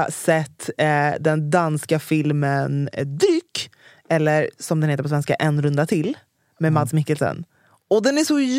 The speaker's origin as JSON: {"language": "Swedish", "region": "Norrland", "country": "Sweden", "said": "Nej, för att jag är från Norrland."}